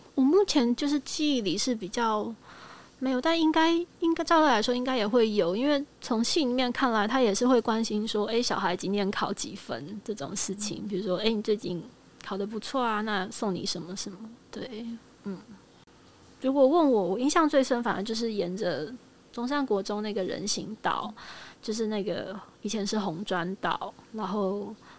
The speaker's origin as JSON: {"language": "Chinese", "country": "Taiwan", "said": "因为我是台湾人"}